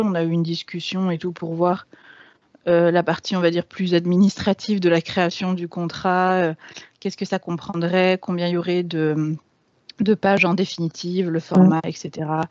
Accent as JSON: {"language": "French", "town": "Grenoble", "region": "Auvergne-Rhône-Alpes", "country": "France", "tie": "born or raised there", "moved": "as an adult", "said": "Je, suis née et j'ai grandi à Grenoble. J'y ai passé les 20 premières années de ma vie"}